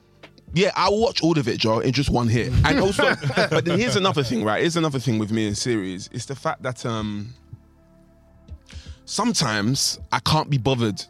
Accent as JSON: {"language": "English", "country": "Nigeria", "said": "I'm Nigerian, right? So I actually hold those beliefs."}